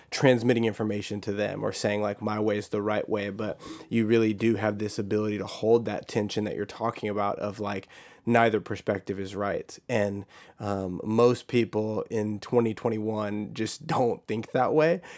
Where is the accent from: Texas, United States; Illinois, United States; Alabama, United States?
Texas, United States; I grew up in Texas